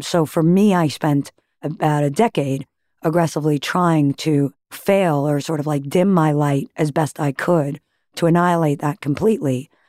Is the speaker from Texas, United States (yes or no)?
no; Great Neck, New York, United States; born or raised there; also born or lived in Manhattan, New York